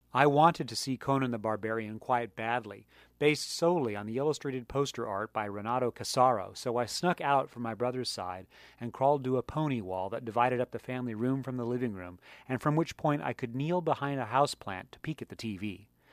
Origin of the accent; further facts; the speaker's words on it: San Diego County, California, United States; also born or lived in Maryland; I moved to California from Maryland in nineteen seventy-seven. I was four years old, and my paternal grandparents invited me and my parents to live with them on a multi-acre plot in San Diego County